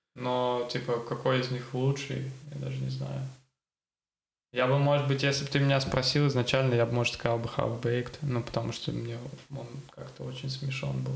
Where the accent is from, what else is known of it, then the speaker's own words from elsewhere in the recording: Saint Petersburg, Russia; Я вот э, вырос в Купчино, ходил в школу в Купчино